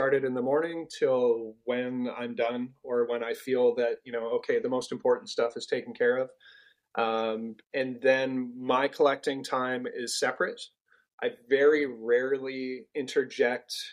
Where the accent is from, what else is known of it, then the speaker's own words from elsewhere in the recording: Canada; I'm Canadian